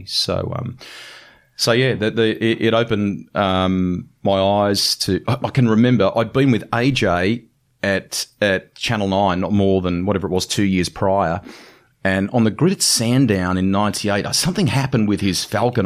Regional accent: Sydney, New South Wales, Australia; I was growing up in Sydney at the time

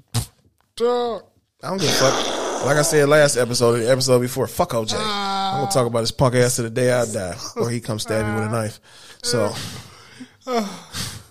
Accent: Detroit, Michigan, United States; my hometown of Detroit, Michigan

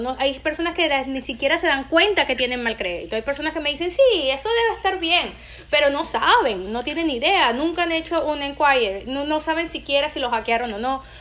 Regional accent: Venezuela; moved away as an adult; now in United States; cuando me vine de Venezuela, eh, siendo ciudadana americana

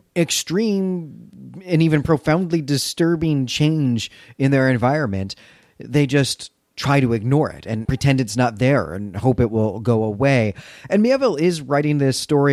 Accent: Chicago, Illinois, United States; my hometown of Chicago

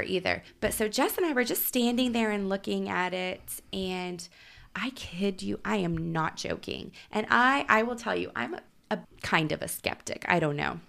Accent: Oklahoma City, Oklahoma, United States; I grew up in Oklahoma City. We had Frontier City.

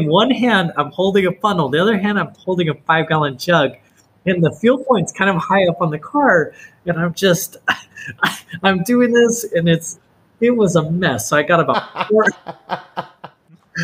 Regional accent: Missouri, United States; I was born in Missouri.

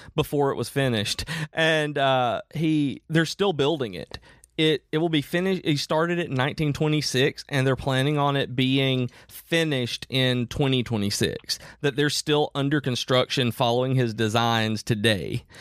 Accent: United States; I grew up in Amish country

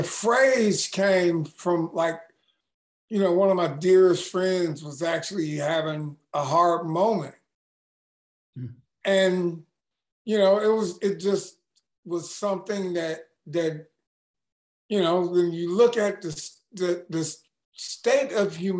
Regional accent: Los Angeles, California, United States; also born or lived in San Diego; When I was two, we moved to Watts

